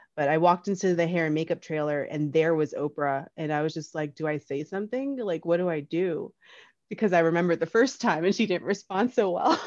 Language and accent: English; Union, New Jersey, United States; I'm from Union, New Jersey. I grew up with, uh, four brothers